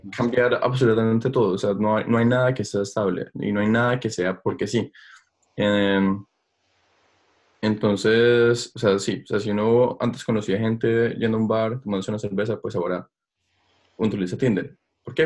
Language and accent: Spanish; Colombia; moved away; also born or lived in Stockholm, Sweden / Germany; uno como colombiano